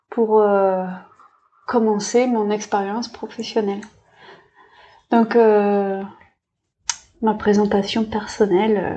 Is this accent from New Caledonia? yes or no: yes; Bourail, South Province, New Caledonia; also born or lived in Narbonne, France; je suis née à Narbonne et je suis arrivée sur le territoire quand j'avais deux ans, euh, donc avec ma famille adoptive des Vietnamiens. J'ai grandi euh, dans une famille modeste, dans un cadre heureux. J'ai vécu mon enfance à Bouraille.